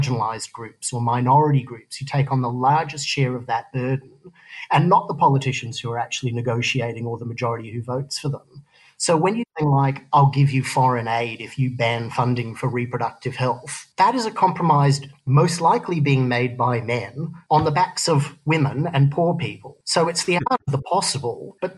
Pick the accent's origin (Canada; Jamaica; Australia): Australia; moved away as an adult; also born or lived in San Francisco, United States / Los Angeles, United States; now in New York, United States; I grew up in Australia. I consider myself an Australian.